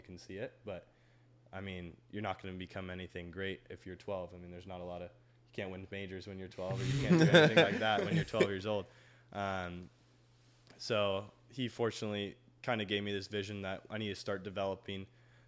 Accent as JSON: {"language": "English", "town": "Fresno", "region": "California", "country": "United States", "tie": "born or raised there", "also_born_or_lived": "Georgia", "moved": "as an adult", "said": "Being from Fresno, California, there's not much tennis"}